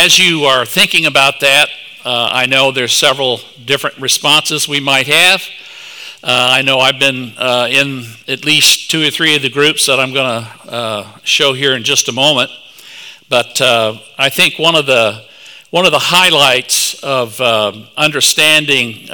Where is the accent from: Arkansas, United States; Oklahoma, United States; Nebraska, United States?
Oklahoma, United States; Tulsa; moved away; I am originally from Tulsa, Oklahoma